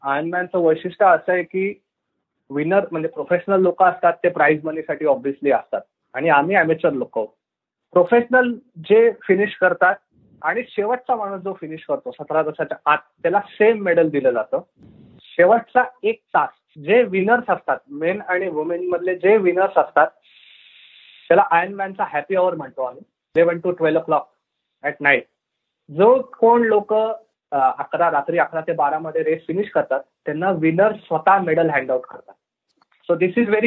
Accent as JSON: {"language": "Marathi", "town": "Pune", "region": "Maharashtra", "country": "India", "tie": "born or raised there", "said": "मी आणि माझी बहीण आम्ही पुण्यात वाढलो आणि आमच्या घरापासून अक्षरशः पाचशे मीटरवर टिळक टँक नावाचा मोठा स्विमिंग पूल होता"}